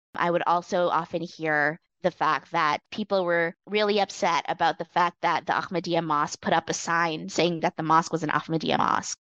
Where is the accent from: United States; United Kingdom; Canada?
Canada; I am of Chinese Indonesian heritage, but I grew up in Canada